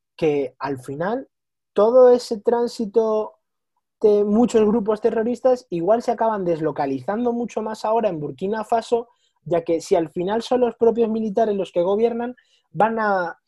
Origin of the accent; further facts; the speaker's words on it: Spain; somos los tres españoles